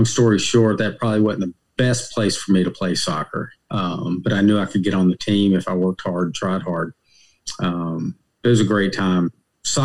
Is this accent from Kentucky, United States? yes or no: yes; Hopkinsville, Kentucky, United States; moved away as an adult; also born or lived in Nashville, Tennessee; now in Raleigh, United States; Born in Nashville, Tennessee, but at a very early age, moved to a small town in Western Kentucky called Hopkinsville, Kentucky.